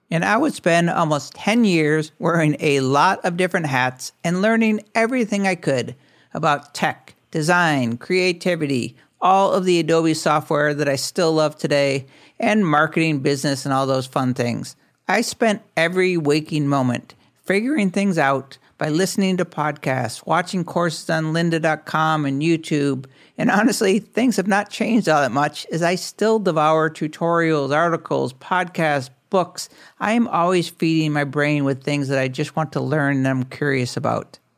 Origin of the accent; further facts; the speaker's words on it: Syracuse, New York, United States; born there; also born or lived in Missoula, Montana; I am 54 years old, but I still feel like I'm in my 20s. I was born in Syracuse, New York.